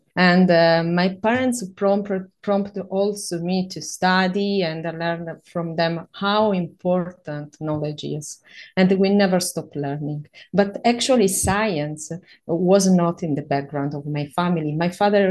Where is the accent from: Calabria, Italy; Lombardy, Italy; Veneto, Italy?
Calabria, Italy; English is a second language; moved away as an adult; also born or lived in Sicily; now in Florence, Italy; I come from the south of Italy, from a beautiful region that is named Calabria